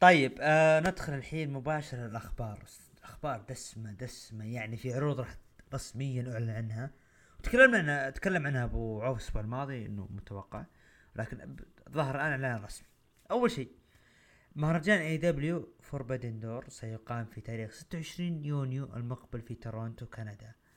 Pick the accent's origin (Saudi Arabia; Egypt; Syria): Saudi Arabia; عندنا بالسعوديه